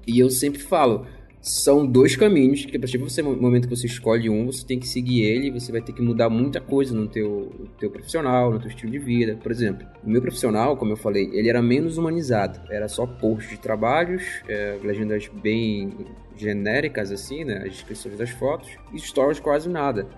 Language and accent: Portuguese; Marituba, Pará, Brazil; moved away as an adult; also born or lived in Belém; now in São Paulo, Brazil; na verdade eu sou de duas cidades depois, que é Marituba